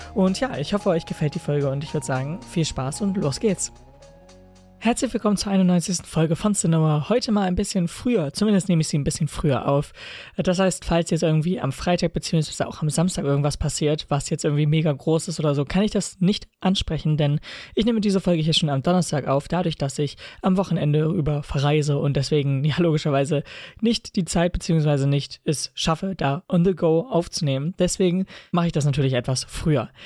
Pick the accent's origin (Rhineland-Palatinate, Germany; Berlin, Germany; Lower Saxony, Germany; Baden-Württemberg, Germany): Lower Saxony, Germany; bei uns in Niedersachsen jetzt bald Landtagswahlen sind